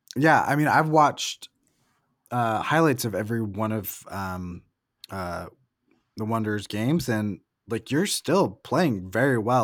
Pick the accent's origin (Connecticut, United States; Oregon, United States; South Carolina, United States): Oregon, United States; Salem; moved away as an adult; also born or lived in Portland, Oregon / Salt Lake City; I'm from Salem and went to college in Portland before moving to Salt